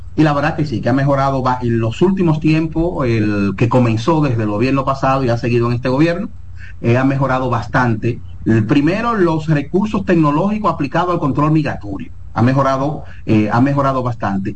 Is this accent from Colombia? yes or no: no; Dominican Republic; nosotros los dominicanos